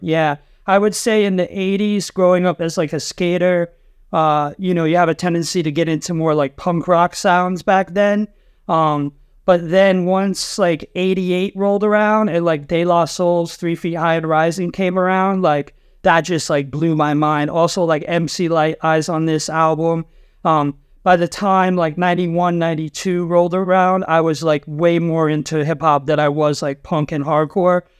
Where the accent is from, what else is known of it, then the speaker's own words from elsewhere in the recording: Rhode Island, United States; moved away as an adult; also born or lived in San Diego; now in New York, United States; I grew up in Rhode Island, which is the ocean state